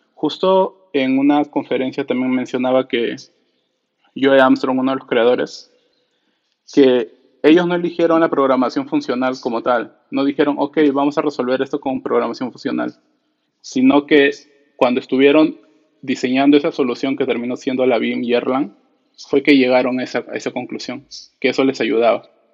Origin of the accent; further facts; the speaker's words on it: Lima, Peru; soy peruano, de, Lima, Perú